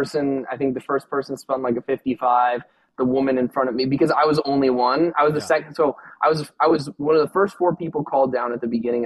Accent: Arizona, United States; I'm from Arizona

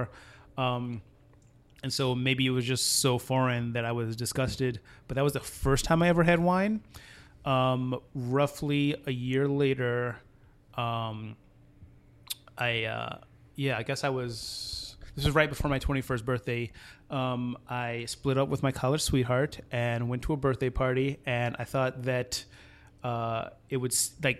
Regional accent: New Orleans, Louisiana, United States; I grew up in New Orleans

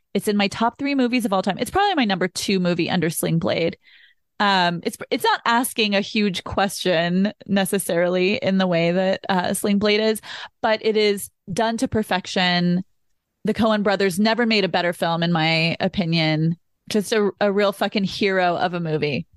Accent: Austin, Texas, United States; I'm originally from Austin, Texas, I grew up around Southern culture

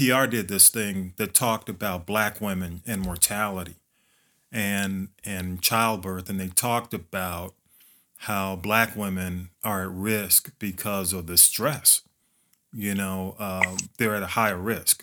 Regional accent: Atlanta, Georgia, United States; we all kind of grew up in that community, man. Graduated from elementary school together

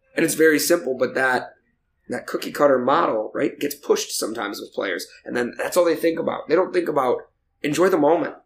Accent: Michigan, United States; moved away; I'm originally from Michigan. My family's in Michigan

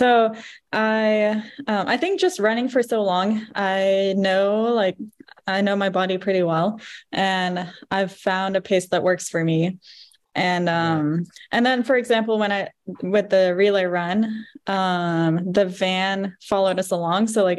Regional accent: Roanoke, Virginia, United States; I was born in Roanoke.

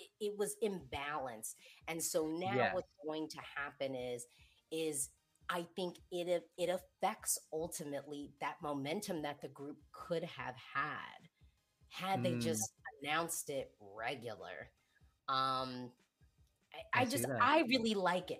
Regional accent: United States; I say this as the American third party

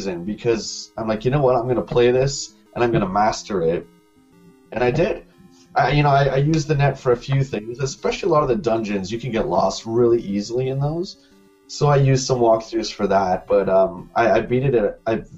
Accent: London, Ontario, Canada; in London as well, my hometown

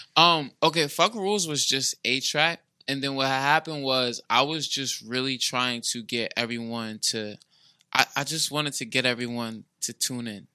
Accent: New Jersey, United States; moved away; I came from South Jersey. I came up here

